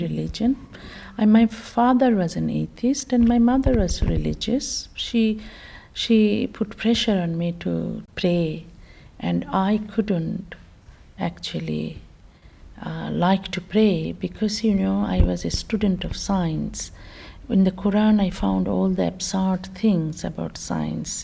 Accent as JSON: {"language": "English", "country": "Bangladesh", "tie": "born or raised there", "moved": "as an adult", "said": "I was born in Bangladesh"}